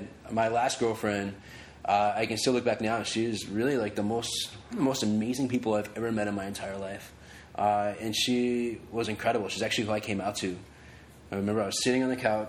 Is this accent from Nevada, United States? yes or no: yes; Reno, Nevada, United States; moved away as an adult; now in Los Angeles, United States; growing up in Reno and, like, in high school and stuff, like, I played football, I wrestled